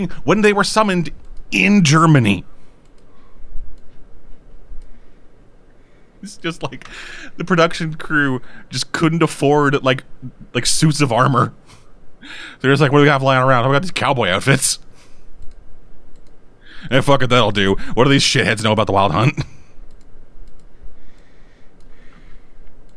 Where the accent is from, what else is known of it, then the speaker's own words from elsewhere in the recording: Canada; I'm Canadian